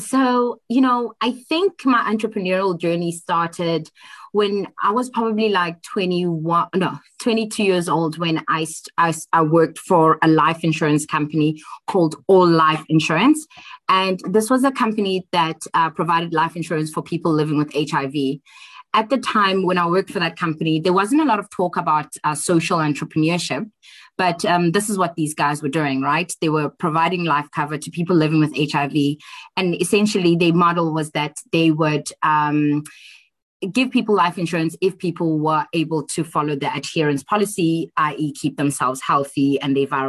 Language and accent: English; Johannesburg, Gauteng, South Africa; also born or lived in Tembisa / Eastern Cape; mostly grew up in Alexandra Township most of my life until I was about 18 years old